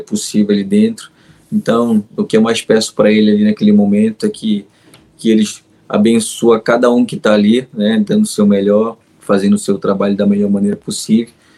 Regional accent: Magalhães Barata, Pará, Brazil; moved away; o meu Pará e principalmente a minha cidade, que é Magalhães Barata mas a minha Vila Quadros ali é, é a melhor, aonde eu nasci mesmo

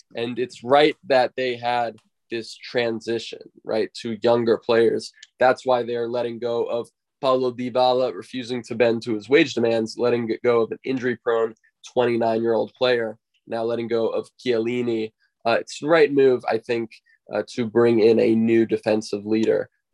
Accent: United States; growing up in the United States

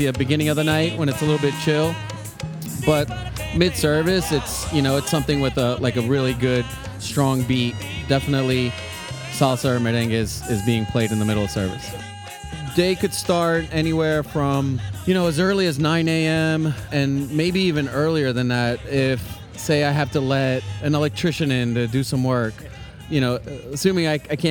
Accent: New York City, New York, United States; moved away as an adult; now in Cincinnati, United States; I grew up in New York in Queens

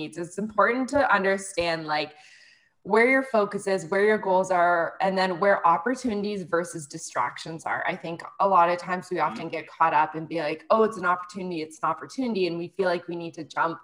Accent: close to the Toronto area, Ontario, Canada; moved away as an adult; now in Mexico; I am from Canada. I'm currently living in Mexico

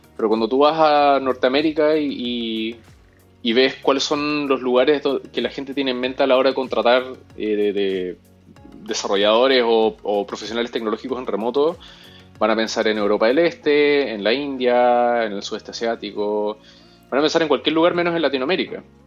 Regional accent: Chile; moved away as an adult; now in Peru; yo soy chileno, pero viviendo en Perú hace siete años.

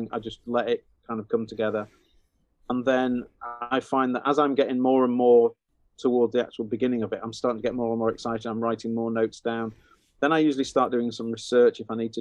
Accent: Huddersfield, Yorkshire and the Humber, United Kingdom; we lived on a cul-de-sac, on a kind of a new build cul-de-sac when I was growing up in Huddersfield.

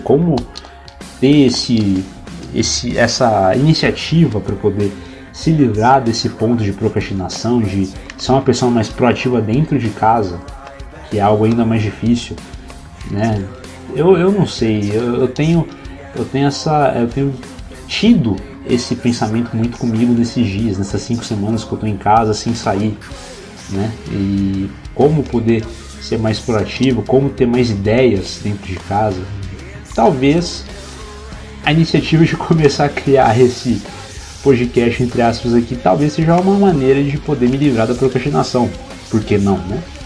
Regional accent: São Paulo, Brazil; moved away; also born or lived in Minas Gerais; Eu morava em Minas Gerais e eu acabei voltando para São Paulo, né? Eu nasci em São Paulo e tenho parte da minha família lá, morando lá na, na capital paulista

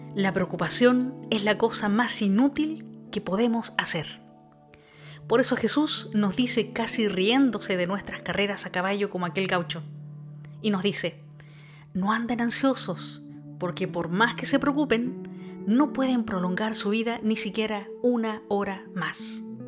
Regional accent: Chile; moved away; soy chilena

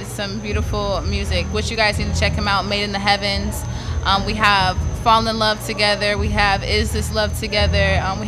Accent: Toledo, Ohio, United States; I am from Toledo, Ohio.

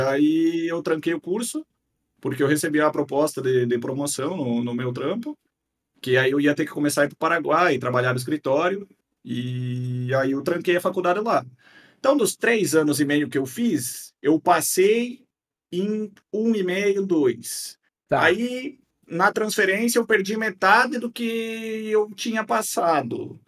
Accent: Guarujá do Sul, Santa Catarina, Brazil; Nascido e criado aqui

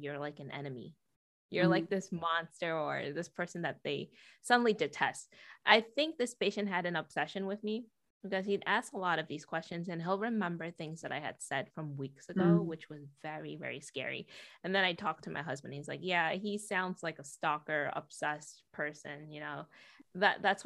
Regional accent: New York City, New York, United States; born or raised there; moved away as an adult; also born or lived in Montreal, Canada; now in Seattle, United States

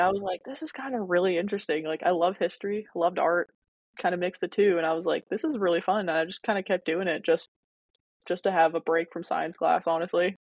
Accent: Louisville, Kentucky, United States; I'm from Louisville, Kentucky. I was raised by mom and dad. They are Bosnian immigrants

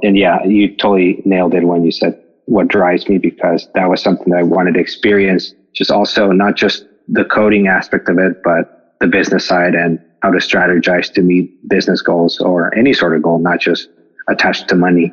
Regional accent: Mexico; moved away as an adult; now in United States; I'm from Mexico. I grew up there and I came to the States for college.

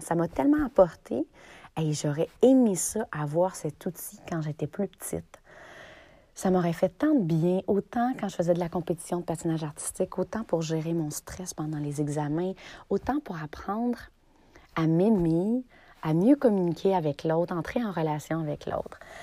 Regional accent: Notre-Dame-des-Bois, Quebec, Canada; mon histoire commence à Notre-Dame-des-Bois, un petit village des cantons de l'Est. Notre-Dame-des-Bois, c'est là où j'ai grandi de 0 à 12 ans.

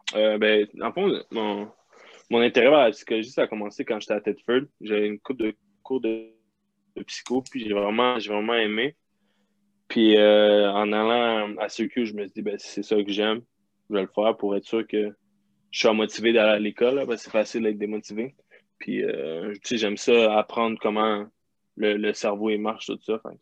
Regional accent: Quebec, Canada; moved away; on est québécois

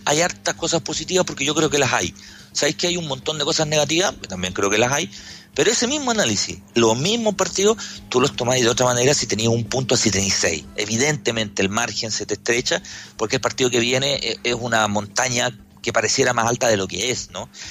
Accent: Chile

